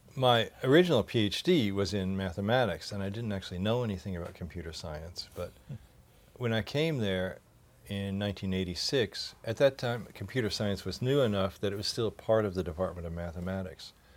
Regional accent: Louisville, Kentucky, United States; moved away; growing up in Louisville, Kentucky

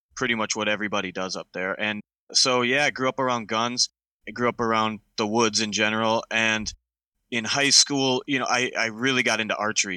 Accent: Minnesota, United States; I grew up in Minnesota. I still live here

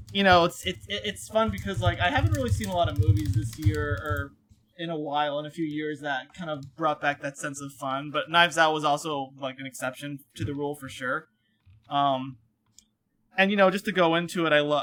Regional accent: Connecticut, United States; I'm from Connecticut

